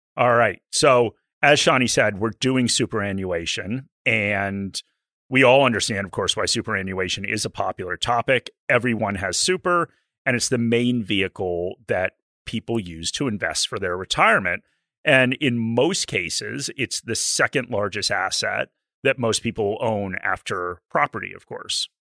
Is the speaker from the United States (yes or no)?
yes; United States; now in Australia; I'm an American